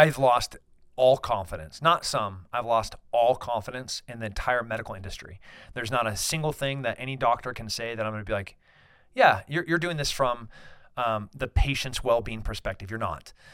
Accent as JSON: {"language": "English", "country": "United States", "said": "as an American, as a libertarian"}